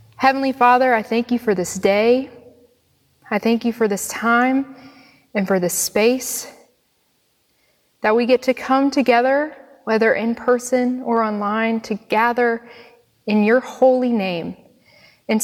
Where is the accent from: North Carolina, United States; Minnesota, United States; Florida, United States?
North Carolina, United States; Monroe; also born or lived in Wilmington, North Carolina; I was born and raised in Monroe, North Carolina, just down the street